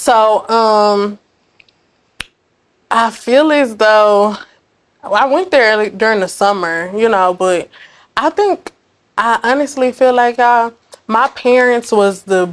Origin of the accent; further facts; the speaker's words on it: Dallas, Texas, United States; I'm from Dallas. I'm from Oak Cliff